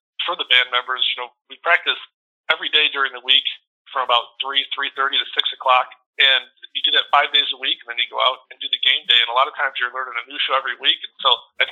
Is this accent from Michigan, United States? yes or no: yes; Jackson, Michigan, United States; I grew up in Jackson, Michigan, and went to Jackson High School